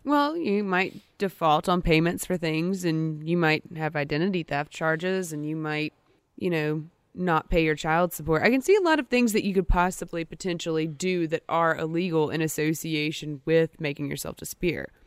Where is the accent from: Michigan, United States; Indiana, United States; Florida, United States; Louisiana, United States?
Louisiana, United States; Natchitoches; That's my hometown